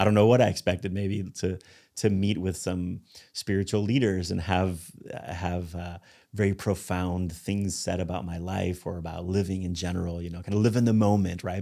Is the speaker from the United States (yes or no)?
no; Spain; moved away; I grew up in Spain